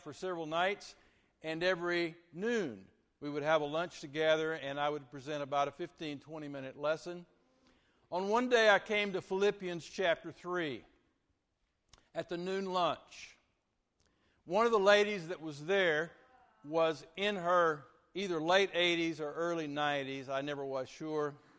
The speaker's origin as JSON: {"language": "English", "town": "Vernon", "region": "Texas", "country": "United States", "tie": "born or raised there", "said": "I uh, grew up from fourth grade through high school at Vernon, Texas"}